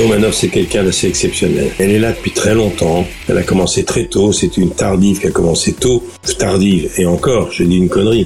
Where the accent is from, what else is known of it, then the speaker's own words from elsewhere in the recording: Lower Normandy, France; J'ai grandi en Basse-Normandie avec un papa qui était médecin de campagne